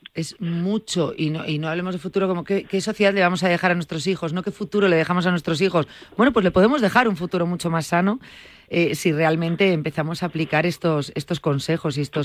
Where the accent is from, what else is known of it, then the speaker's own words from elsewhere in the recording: Galicia, Spain; digo como una gallega